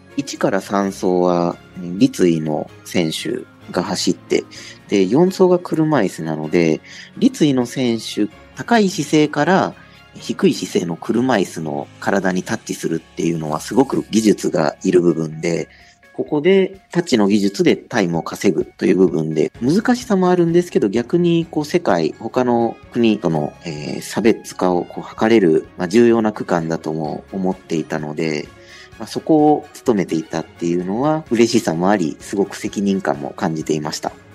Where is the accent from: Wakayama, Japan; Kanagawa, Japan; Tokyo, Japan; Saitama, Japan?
Wakayama, Japan; Arida; born or raised there; moved away as an adult; now in Okayama, Japan